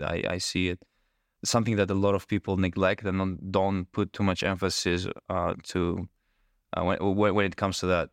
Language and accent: English; Greece; I am from Greece.